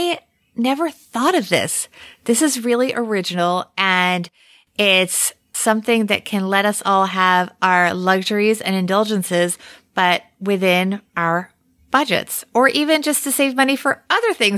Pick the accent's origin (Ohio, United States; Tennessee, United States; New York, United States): New York, United States; New York City; my hometown, New York City